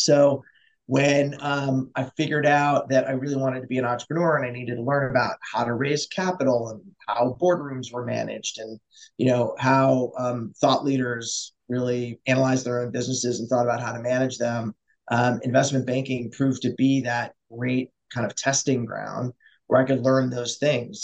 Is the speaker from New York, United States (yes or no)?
yes; Buffalo, New York, United States; I grew up in Buffalo, New York, which is like a super blue-collar town